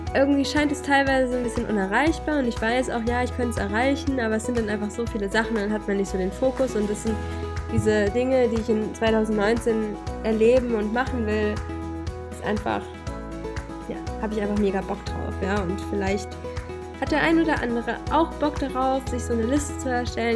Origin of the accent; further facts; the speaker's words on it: Hesse, Germany; moved away; ich komme ja eigentlich aus Hessen